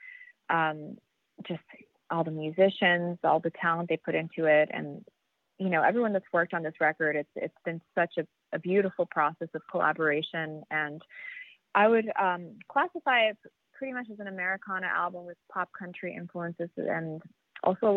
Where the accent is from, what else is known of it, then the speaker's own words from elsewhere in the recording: Miami, Florida, United States; I grew up in Miami.